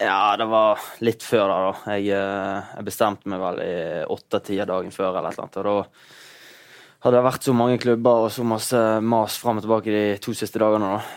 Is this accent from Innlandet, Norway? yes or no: no; Bergen area, Vestland, Norway; fjorden der jeg er fra.